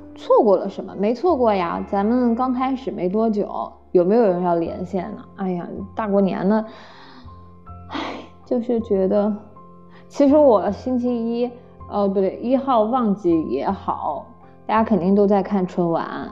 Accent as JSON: {"language": "Chinese", "town": "Nanjing", "region": "Jiangsu", "country": "China", "said": "我是南京人"}